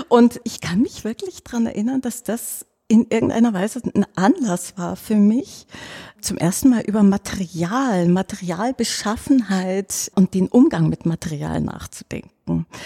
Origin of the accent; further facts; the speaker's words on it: Baden-Württemberg, Germany; also ich bin am Bodensee aufgewachsen in einem kleinen Dorf in der Nähe von Meersburg.